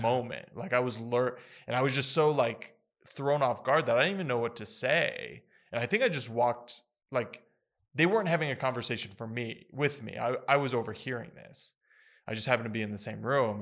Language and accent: English; United States; growing up in the United States